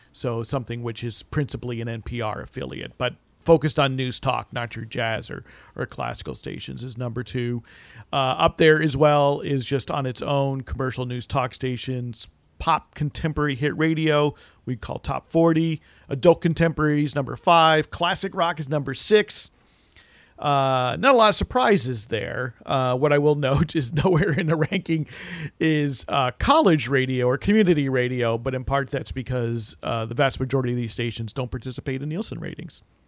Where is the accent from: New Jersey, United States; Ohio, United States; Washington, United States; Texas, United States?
New Jersey, United States; as a kid growing up in New Jersey in the 80s